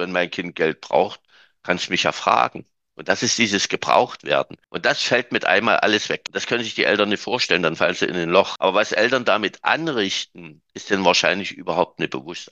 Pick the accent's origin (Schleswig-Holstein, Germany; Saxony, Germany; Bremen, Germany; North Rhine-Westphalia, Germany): Saxony, Germany; bei uns in Sachsen